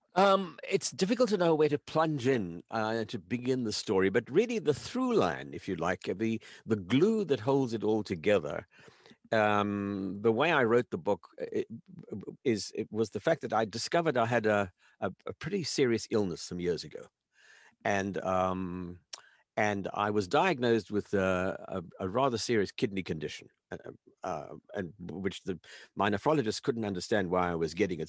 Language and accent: English; South Africa; I grew up in South Africa as an only child